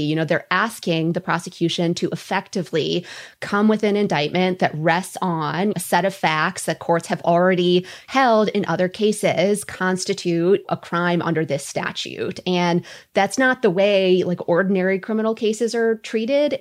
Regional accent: Minnesota, United States; I'm Minnesotan

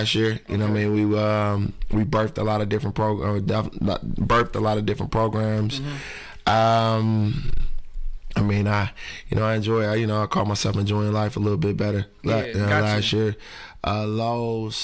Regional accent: Detroit, Michigan, United States; I grew up on Harper and Connors

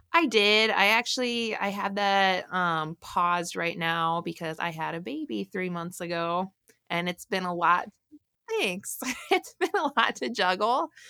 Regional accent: Morris, Illinois, United States; I grew up in the really far south suburbs of Chicago, kind of near, um, the Joliet, Illinois area.

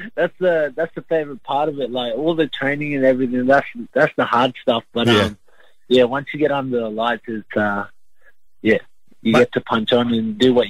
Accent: Brisbane, Queensland, Australia; also born or lived in Logan, Queensland; I grew up in Brisbane, Queensland, not far away from Logan.

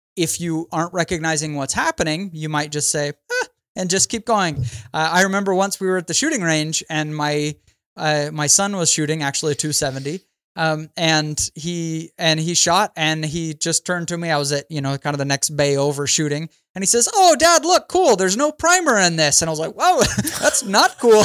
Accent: Idaho, United States; now in St. George, United States; I'm from Idaho, but I live in southern Utah now

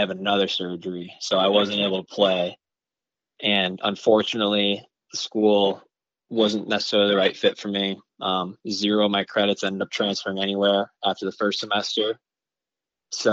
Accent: Howell, Michigan, United States; I'm from Howell, Michigan

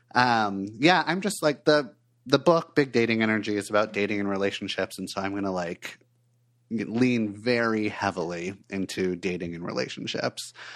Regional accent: Los Angeles, California, United States; moved away as an adult; also born or lived in Portland, Oregon; I grew up in Los Angeles, and then when I was twenty-four years old, I made a big change and moved to Portland, Oregon

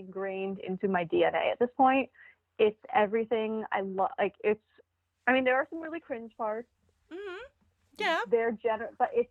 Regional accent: New York, United States; I'm Jewish from New York

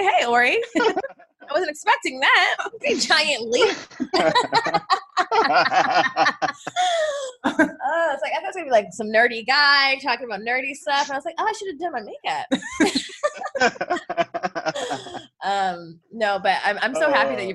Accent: Los Angeles, California, United States; Erica and I are from the Valley, which is a suburb of Los Angeles

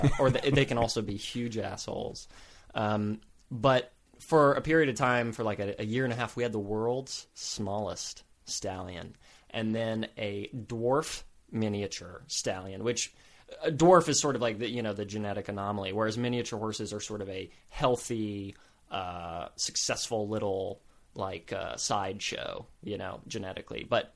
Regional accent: Potosi, Texas, United States; Potosi, Texas is the town I grew up in. Population of maybe like 1,100 or 1,200 people. Right. I grew up on a ranch.

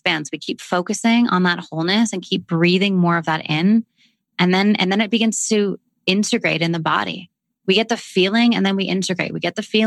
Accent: Canada; accent: Canadian; my Canadian accent

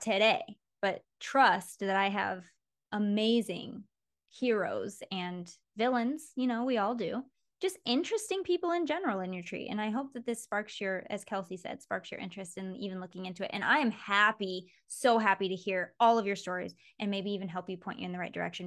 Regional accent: Mason, Michigan, United States; Mason, which is where I grew up in Michigan

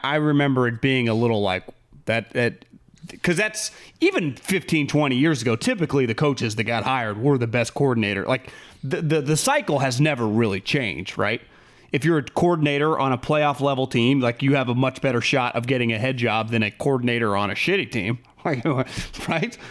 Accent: California, United States; We're from California

